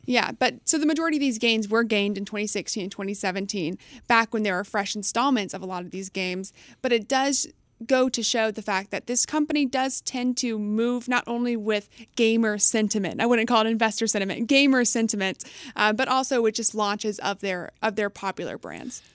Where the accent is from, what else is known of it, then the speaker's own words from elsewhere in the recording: Texas, United States; I was raised in Texas, so I'll always be a loyal Bucky's fan.